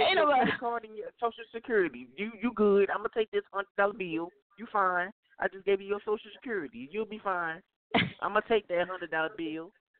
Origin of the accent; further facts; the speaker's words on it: St. Louis, Missouri, United States; I'm from St. Louis.